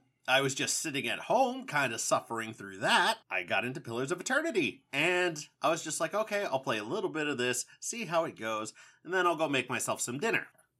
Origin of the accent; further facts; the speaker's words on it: California, United States; now in South Dakota, United States; I am from California. I never grew up with the snow.